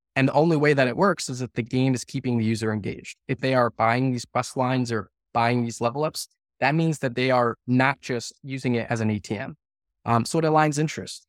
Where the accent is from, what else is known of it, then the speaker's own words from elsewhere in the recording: right outside of Scranton, Northeast Pennsylvania, United States; I grew up in Northeast Pennsylvania, uh, right outside of Scranton